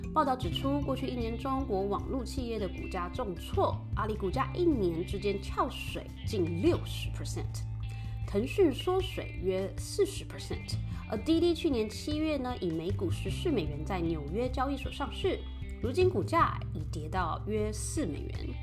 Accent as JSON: {"language": "Chinese", "region": "Taipei", "country": "Taiwan", "moved": "yes", "lives_now": "United States", "said": "我是台北人"}